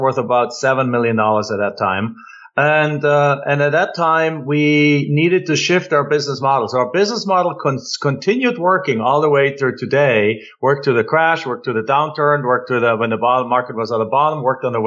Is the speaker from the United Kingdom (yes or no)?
no; Germany; moved away as an adult; now in United States; I'm an immigrant from Germany.